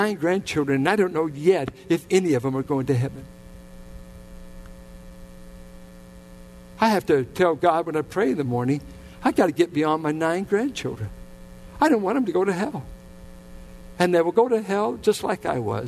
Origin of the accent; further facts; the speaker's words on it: Richmond, United States; I grew up in the Richmond Triangle